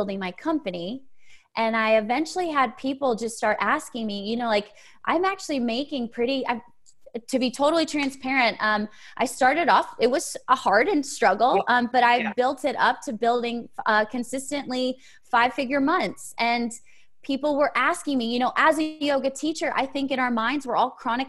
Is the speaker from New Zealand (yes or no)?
no; Connecticut, United States; moved away as an adult; also born or lived in Auburn, Alabama; now in Nashville, United States; originally I'm from Connecticut